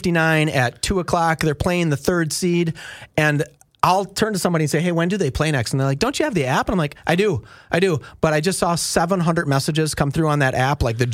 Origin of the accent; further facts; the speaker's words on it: Minneapolis, Minnesota, United States; I'm from Minneapolis, St. Paul